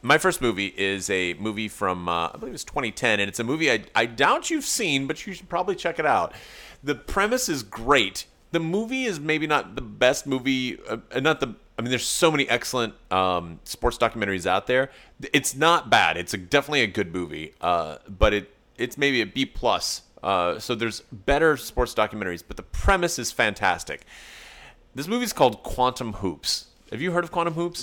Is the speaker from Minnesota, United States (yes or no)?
no; East Tennessee, United States; moved away; Okay, so I'm from East Tennessee originally